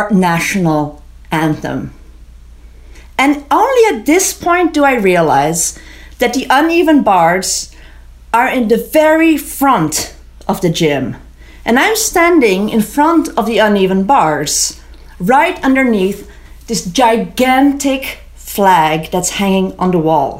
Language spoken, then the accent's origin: English; Amsterdam, North Holland, Netherlands; moved away as an adult; also born or lived in Israel; now in Vermont, United States; When I was 18, I moved from Amsterdam, where I grew up